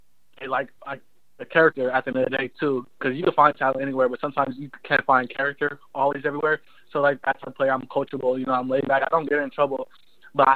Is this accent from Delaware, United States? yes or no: no; California, United States; moved away as an adult; now in North Carolina, United States; I'm away from California all the time, so I get to go home twice a month